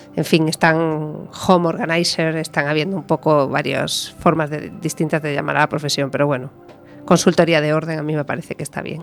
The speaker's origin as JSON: {"language": "Spanish", "region": "Galicia", "country": "Spain", "said": "aquí en Galicia"}